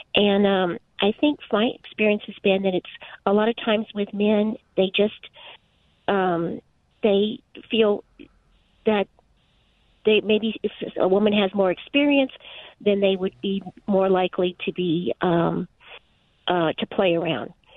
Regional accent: New York City, New York, United States; now in Southern California, United States; I grew up in the 80s in the in New York City. Actually, I'm from Brooklyn

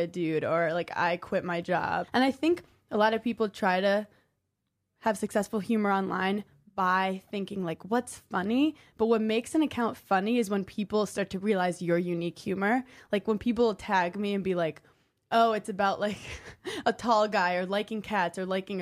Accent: New York City, New York, United States; I'm from Park Slope

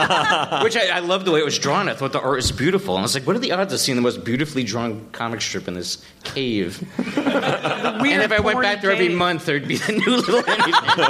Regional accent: Upstate New York, United States; born or raised there

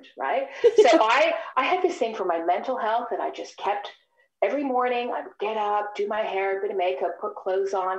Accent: Australia; moved away as an adult; also born or lived in Sydney, Australia; now in Toronto, Canada; I'm from Australia

